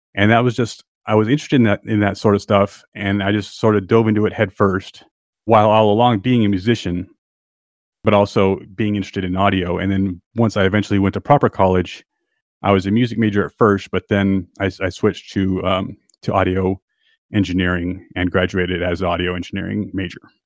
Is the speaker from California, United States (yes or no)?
yes; San Diego, California, United States; moved away as an adult; also born or lived in Los Angeles / Austria; I was born in San Diego, and I grew up in San Diego, but I lived all my adult life in L